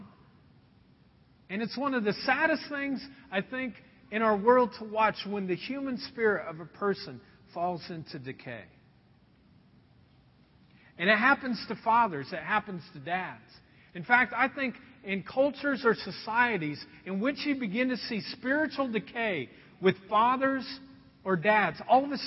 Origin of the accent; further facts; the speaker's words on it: Anderson, United States; moved away; the house that I was raised in Anderson